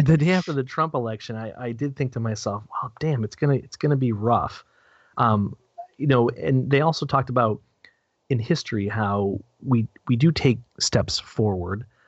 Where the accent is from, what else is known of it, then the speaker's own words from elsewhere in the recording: New Hampshire, United States; I'm also a na- native New Hampshireite